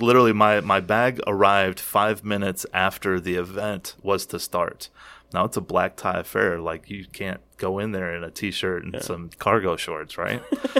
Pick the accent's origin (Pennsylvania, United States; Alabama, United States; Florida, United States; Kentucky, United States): Kentucky, United States; accent: Kentucky; with my Kentucky accent